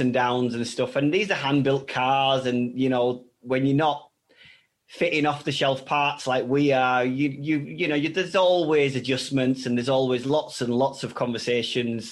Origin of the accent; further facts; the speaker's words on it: Bradford, Yorkshire and the Humber, United Kingdom; moved away as an adult; also born or lived in France; We set up here in Bradford, in my hometown